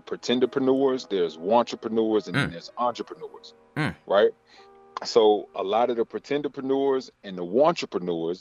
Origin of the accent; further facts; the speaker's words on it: Decatur, Georgia, United States; also born or lived in Conyers, Georgia; I'm born and raised right here in the city, man. I'm from Decatur, Georgia